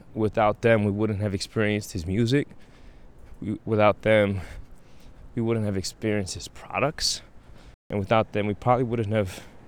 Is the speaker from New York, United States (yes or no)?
yes; New York City, New York, United States; the violent neighborhood that I that I was raised in in Brownsville